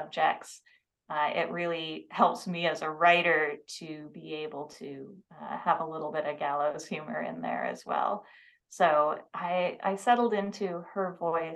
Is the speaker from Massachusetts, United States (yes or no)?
no; Seattle, Washington, United States; I grew up in the Seattle area